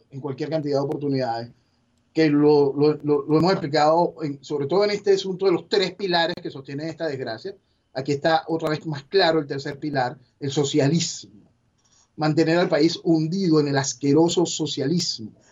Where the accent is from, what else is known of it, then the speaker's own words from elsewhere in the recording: Venezuela; como venezolano